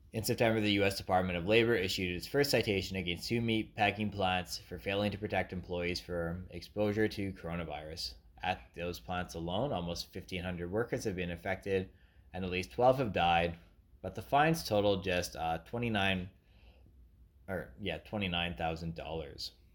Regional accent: Canada; Being a Canadian, who knows nothing about America

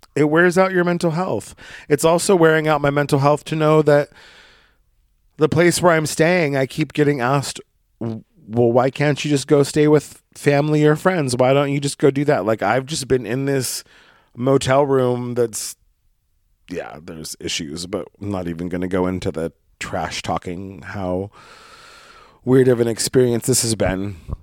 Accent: Brookings, Oregon, United States; moved away; my hometown of Brookings, Oregon

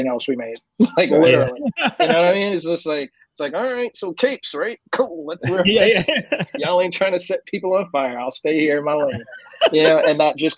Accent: United States; being American myself

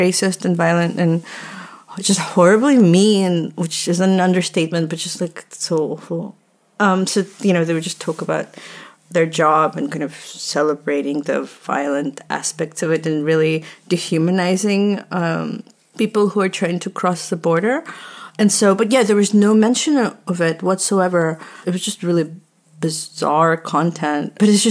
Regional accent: Texas, United States; Well, yeah, growing up in Texas and in a suburb, you would think that that's a part of it.

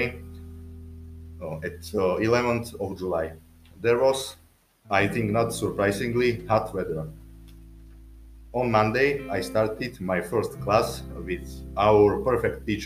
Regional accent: Slovakia; English is a second language; I am from Slovakia

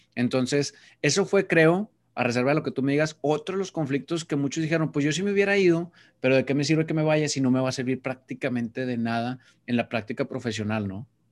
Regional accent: Mexico; un título que valiera en mi país

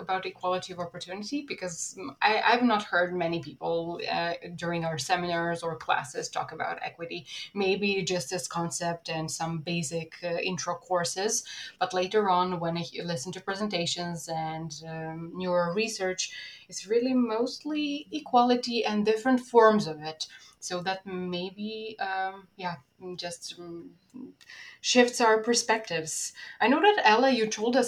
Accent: Serbia; first language Serbian; English is a second language

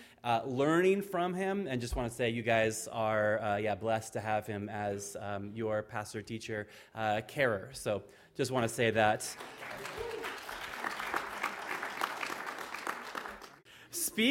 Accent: Fallbrook, California, United States; moved away as an adult; now in Ireland; She and I were both born and raised in Fallbrook

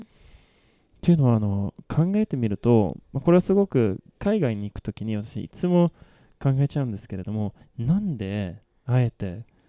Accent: Malmö, Skåne, Sweden; first language Swedish; Japanese is a second language; moved away as an adult; now in Japan; 私の生まれ育ったマルムっていう町は

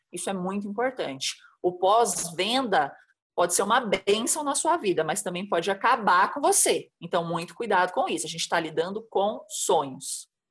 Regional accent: Santa Catarina, Brazil; also born or lived in São Paulo; now in Embu das Artes, Brazil; Eu sou catarinense, já morei em vários lugares em São Paulo

